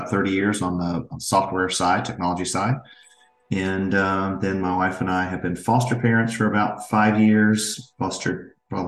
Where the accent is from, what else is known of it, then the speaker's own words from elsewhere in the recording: Franklin, Tennessee, United States; I am born and raised in Franklin, Tennessee. Lifelong resident